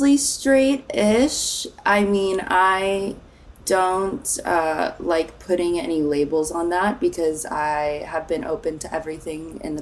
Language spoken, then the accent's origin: English; Nashville, Tennessee, United States; moved away as an adult; also born or lived in Phoenix, Arizona / California / New York; now in Los Angeles, United States; I grew up mostly in Nashville, Tennessee, a Tennessee honey. And I was born in Phoenix, and we moved all around. We were in California for a little bit, but mostly Nashville.